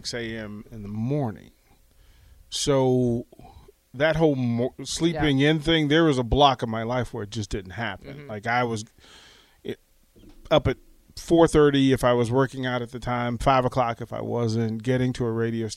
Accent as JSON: {"language": "English", "town": "Arlington", "region": "Virginia", "country": "United States", "tie": "born or raised there", "also_born_or_lived": "Washington, D.C. / Richmond / Charlotte / Atlanta", "moved": "as an adult", "lives_now": "Lincoln, United States", "said": "I was born, I was raised in Arlington, Virginia, small house, place called Green Valley"}